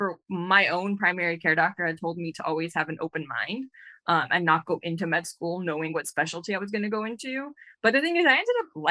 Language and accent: English; Glendale, California, United States; I'm originally from Glendale, California, here